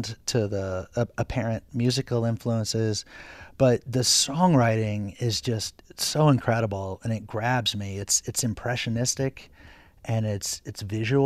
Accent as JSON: {"language": "English", "town": "Clifton Forge", "region": "Virginia", "country": "United States", "said": "I'm from Clifton Forge, which is adjacent basically"}